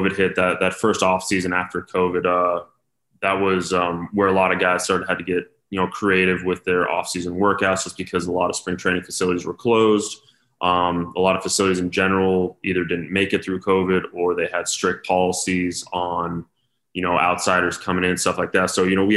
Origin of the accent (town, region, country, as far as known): Denver, Colorado, United States; born or raised there